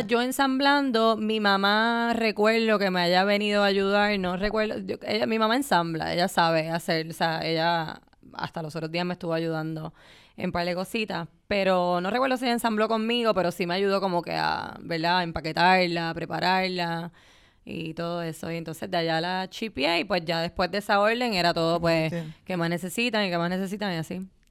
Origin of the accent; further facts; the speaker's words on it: Puerto Rico; moved away as an adult; yo vengo de Puerto Rico